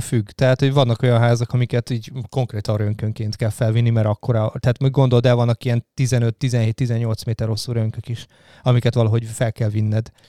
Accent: Karcag, Jász-Nagykun-Szolnok, Hungary; moved away as an adult; also born or lived in Debrecen; now in Budapest, Hungary; én ugye Jásznagykoszolnok megyei vagyok alapból, én karcagi gyerek Kun. vagyok

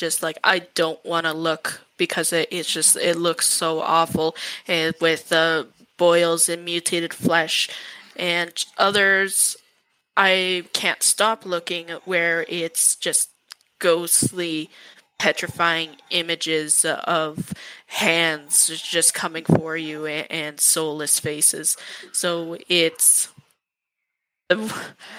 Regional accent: Calgary, Alberta, Canada; I was born and raised in Calgary

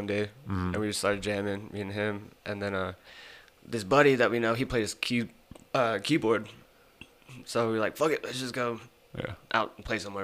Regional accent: Amarillo, Texas, United States; Born and raised in Amarillo

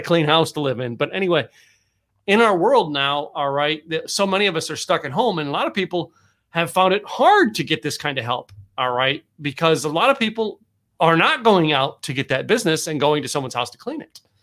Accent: Pocono Mountains, Pennsylvania, United States; also born or lived in New York; now in Texas, United States; I grew up, uh, the Pocono Mountains of Pennsylvania

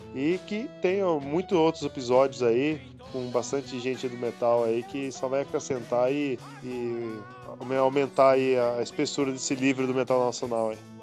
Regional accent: Hortolândia, São Paulo, Brazil; eu sou de Hortolândia, tinha que ir pra Campinas

